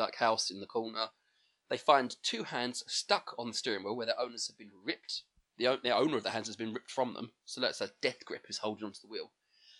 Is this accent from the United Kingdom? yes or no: yes; England, United Kingdom; We're English